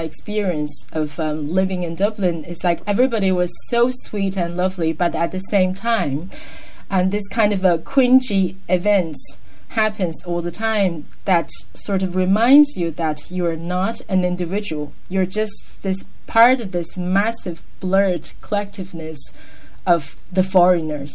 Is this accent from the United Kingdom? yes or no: no; China; English is a second language; moved away as an adult; also born or lived in Ireland; I'm from China